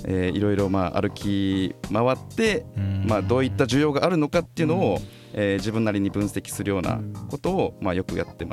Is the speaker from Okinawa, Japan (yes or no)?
yes; Okinawa, Japan; moved away; also born or lived in Nagoya, Aichi; 沖縄に帰ってくる前に、はい、えー、自分が拠点を置いて名古屋、